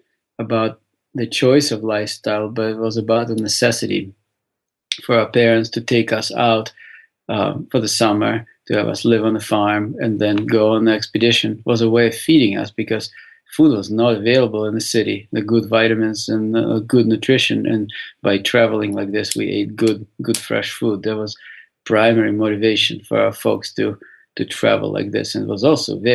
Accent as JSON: {"language": "English", "region": "Saint Petersburg", "country": "Russia", "tie": "born or raised there", "moved": "yes", "said": "I was born in St. Petersburg, Russia"}